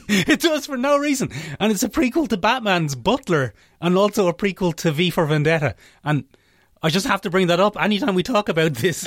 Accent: Ireland

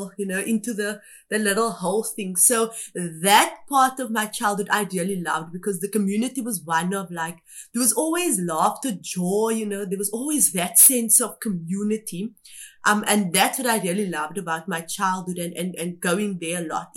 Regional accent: Cape Town, Western Cape, South Africa; also born or lived in Kimberley, Northern Cape; I had grown up on the Cape Flats

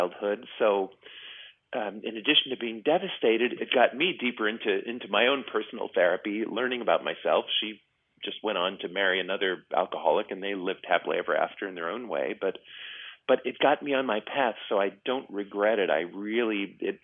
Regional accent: New York, United States; now in California, United States; I grew up in New York

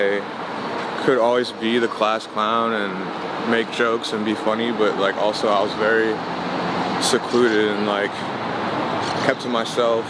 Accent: New York City, New York, United States; also born or lived in Queens; Queens. I lived there till I was about 10, and then I moved to Harlem, grew up there

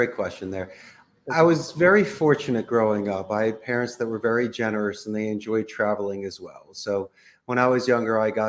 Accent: Philadelphia, Pennsylvania, United States; moved away as an adult; now in Costa Rica; growing up in Philly is great. We're a huge sports town.

